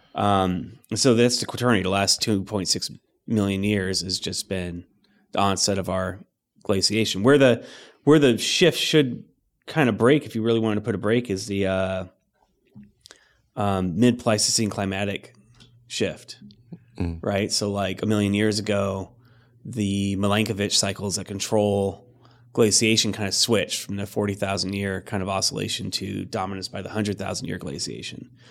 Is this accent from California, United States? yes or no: yes; Riverside, California, United States; moved away; we were in uh, uh, in Riverside, so in the Inland Empire